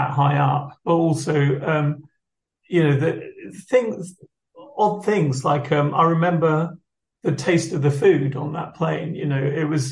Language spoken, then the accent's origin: English; Rochester, South East England, United Kingdom; also born or lived in Liverpool; growing up in Rochester